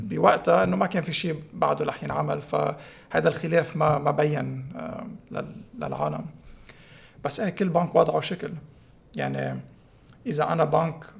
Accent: Tripoli, North Governorate, Lebanon; أنا من طرابلس، هونيك

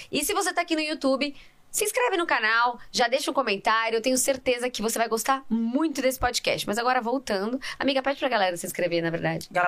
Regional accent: Porto Alegre, Rio Grande do Sul, Brazil; moved away as an adult; now in São Paulo, Brazil; eu vim de Porto Alegre com 26 anos já.

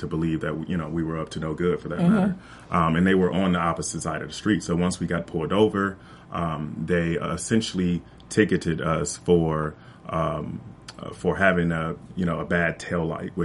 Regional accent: Compton, California, United States; I grew up in Compton, California

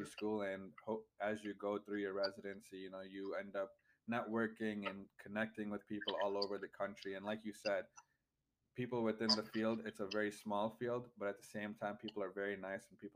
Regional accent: Michigan, United States; moved away as an adult; now in Ohio, United States; I'm from the Midwest, from Michigan, and I go to school at Kent State

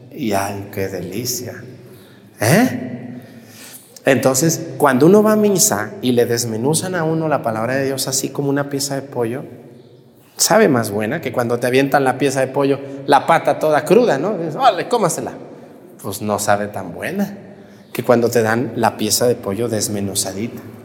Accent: Mexticacán, Jalisco, Mexico; yo también crecí en un, en un, ranchito, en un pueblito, mi pueblo Mestigacana

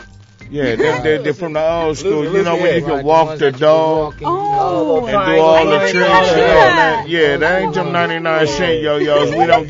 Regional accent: Pomona, California, United States; We were born and raised in Pomona.

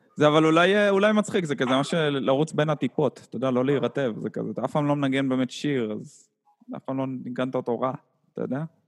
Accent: Haifa, Haifa District, Israel; אז אני וחשבון גדלנו יחד בחיפה

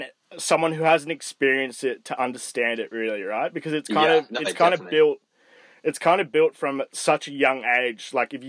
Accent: Hong Kong; both of us growing up in Hong Kong

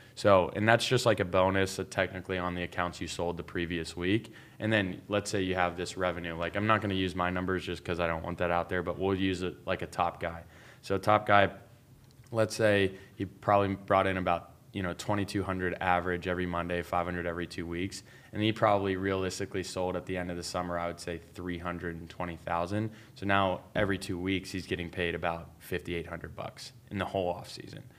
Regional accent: Pittsburgh, Pennsylvania, United States; moved away as an adult; also born or lived in Las Vegas, Nevada; I'm originally from Pittsburgh, Pennsylvania

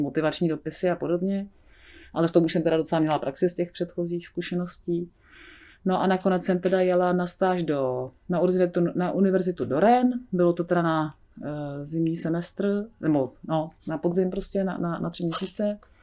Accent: Prague, Czechia; já žiju celé život v Praze, já jsem se narodila v Praze a vlastně jsem tady i vystudovala

